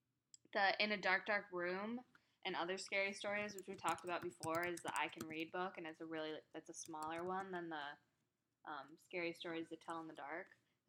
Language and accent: English; Cedar Rapids, Iowa, United States; I'm not from Des Moines, but I'm from Cedar Rapids, which is 2 hours away